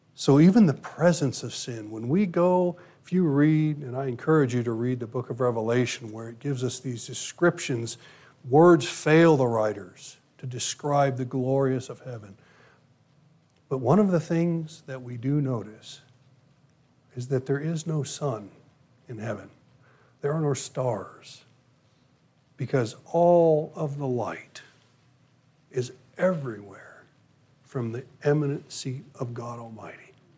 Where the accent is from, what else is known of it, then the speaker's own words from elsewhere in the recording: United States; my U.S. citizenship.